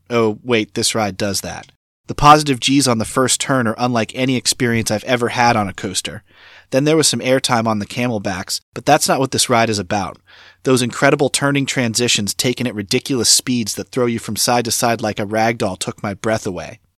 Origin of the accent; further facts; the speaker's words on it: Florida, United States; my home state of Florida